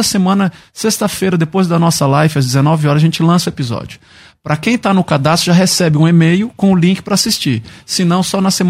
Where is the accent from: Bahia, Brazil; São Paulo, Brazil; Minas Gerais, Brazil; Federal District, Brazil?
Federal District, Brazil; Brasília; also born or lived in Curitiba; Eu sou natural de Brasília.